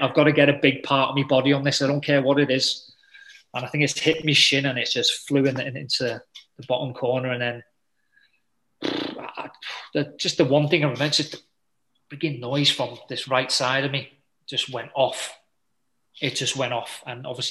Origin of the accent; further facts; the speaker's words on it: England, United Kingdom; I'm an English boy